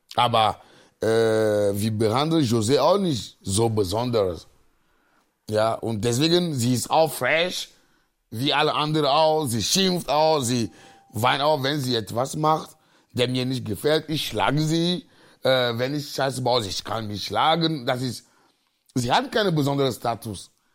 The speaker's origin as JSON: {"language": "German", "town": "Agoè", "region": "Maritime", "country": "Togo", "moved": "as an adult", "lives_now": "Cologne, Germany", "said": "Ich komme aus Agoy, äh, das ist ein äh, Dorf, 19 Kilometer von Lome ist, unsere Hauptstadt."}